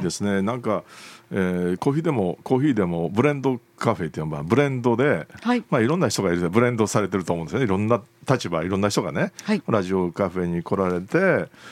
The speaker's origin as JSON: {"language": "Japanese", "region": "Kyoto", "country": "Japan", "said": "京都人として"}